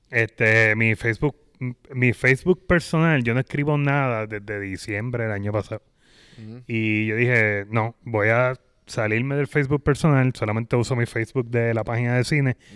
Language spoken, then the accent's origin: Spanish; Puerto Rico; moved away; Yo salí de Puerto Rico, estoy hablando que yo salí creo que fue jueves o viernes mm. y llegué domingo o lunes acá.